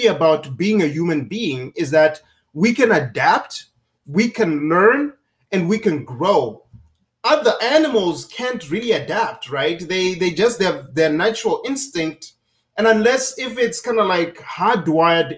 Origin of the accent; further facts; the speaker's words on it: Zimbabwe; now in United States; growing up in Zimbabwe